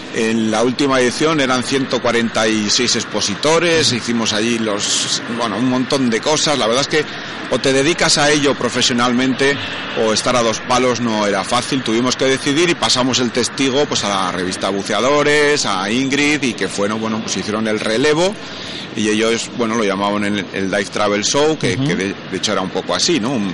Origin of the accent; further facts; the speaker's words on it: Bilbao, Basque Country, Spain; yo soy de Bilbao, y venía aquí a, a Barcelona